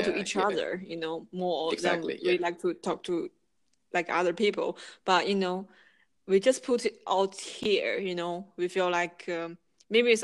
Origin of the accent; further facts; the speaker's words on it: China; English is a second language; moved away as an adult; now in United Kingdom; I was born and raised in China.